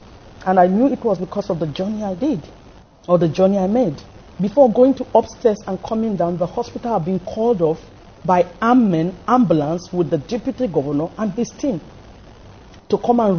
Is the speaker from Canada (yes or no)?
no; Nigeria; now in England, United Kingdom